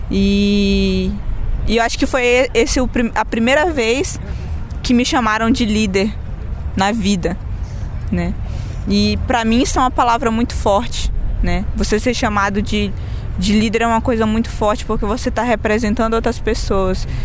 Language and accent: Portuguese; Sete de Setembro Indigenous Territory, Rondônia, Brazil; Que não é a minha aldeia, mas é uma das aldeias lá da terra indígena 7 de setembro, que é o meu território.